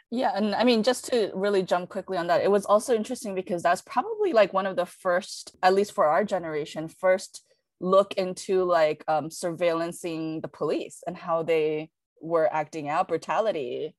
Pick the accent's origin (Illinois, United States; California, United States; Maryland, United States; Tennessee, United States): California, United States; Los Angeles; I grew up in Westwood during the uprising.